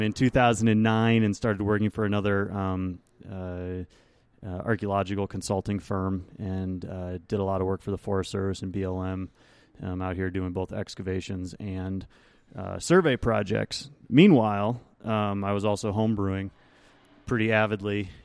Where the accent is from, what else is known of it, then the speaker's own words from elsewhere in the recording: Rochester, New York, United States; moved away; I actually went back to my hometown of Rochester, New York